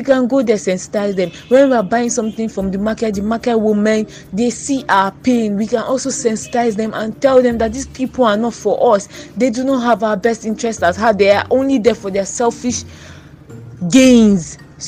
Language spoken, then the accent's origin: English; Nigeria; I would say, dear Nigerian youths, I will use we because I am a Nigerian youth.